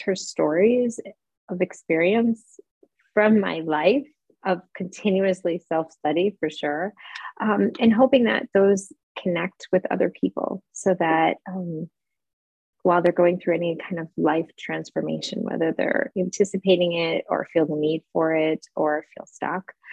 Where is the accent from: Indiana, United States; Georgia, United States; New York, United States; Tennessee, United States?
New York, United States; moved away as an adult; also born or lived in San Francisco, California / Charlotte, North Carolina; now in Frankfurt, Germany; I live in Frankfurt, Germany. I'm originally from New York